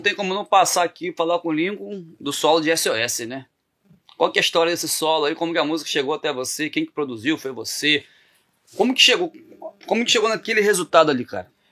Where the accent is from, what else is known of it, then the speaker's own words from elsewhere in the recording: Campos, Brazil; eu sou de Campos